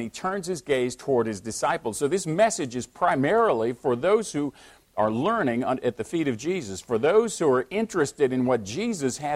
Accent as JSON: {"language": "English", "country": "United States", "said": "I am an American Christian"}